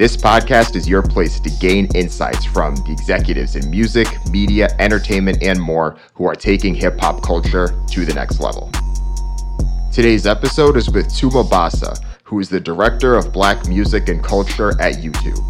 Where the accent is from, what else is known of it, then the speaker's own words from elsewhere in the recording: Jamaica; I'm Jamaican